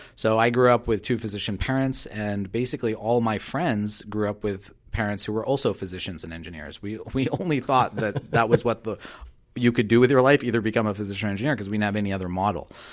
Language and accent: English; Southern California, United States; I was very young when we moved to Southern California